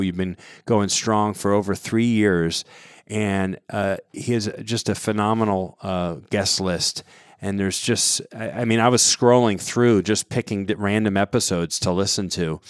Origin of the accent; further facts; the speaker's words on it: Southwest Connecticut, United States; I grew up in Connecticut, Southwest Connecticut